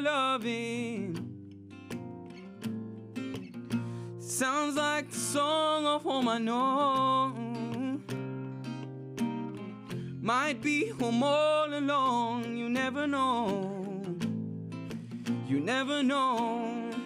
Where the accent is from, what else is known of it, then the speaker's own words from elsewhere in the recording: Uganda; moved away as an adult; now in United States; I'm from Uganda, and I've been in the USA now closing up to 10 years.